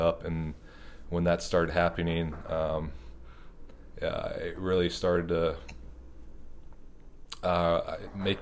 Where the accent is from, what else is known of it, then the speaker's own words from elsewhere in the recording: Lincoln, Nebraska, United States; I grew up in Lincoln, Nebraska.